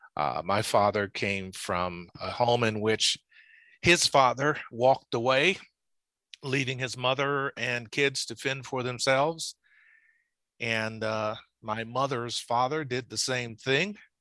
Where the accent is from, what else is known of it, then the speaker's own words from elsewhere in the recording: Lowndes County, Alabama, United States; I was born in Alabama in a place called Lowndes County